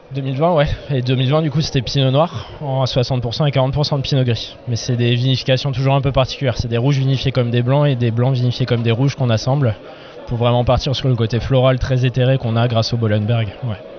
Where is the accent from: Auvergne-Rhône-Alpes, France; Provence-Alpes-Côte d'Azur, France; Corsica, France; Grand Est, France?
Grand Est, France; Alsace; Je suis alsacien d'adoption, Je suis arrivé ici quand j'avais 5 ans, j'en ai 31